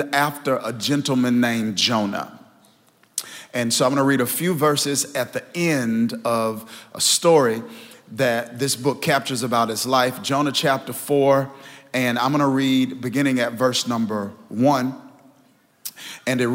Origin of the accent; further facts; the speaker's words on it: Kilmichael, Mississippi, United States; moved away as an adult; now in New Jersey, United States; I'm from Kilmichael, Mississippi